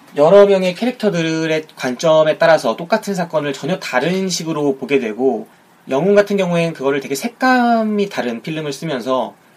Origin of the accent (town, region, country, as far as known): South Korea